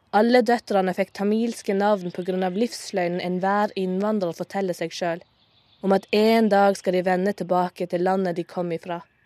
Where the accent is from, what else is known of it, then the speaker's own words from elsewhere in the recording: Moi, Agder, Norway; accent: Sørlandet dialect; Jeg er født og oppvokst på Moi, ei lita bygd i Norge